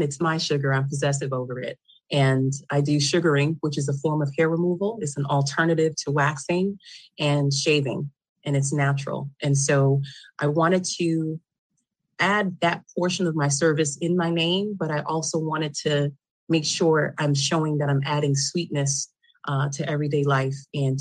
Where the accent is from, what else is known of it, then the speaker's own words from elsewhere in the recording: New York City, New York, United States; I am originally from Queens, New York